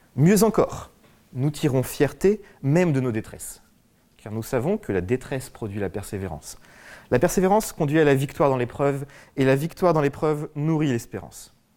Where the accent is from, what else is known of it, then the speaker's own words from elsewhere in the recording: France; je suis français